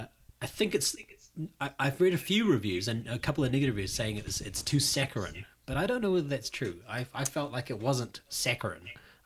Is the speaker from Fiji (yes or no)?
yes; Fiji; I'm from Fiji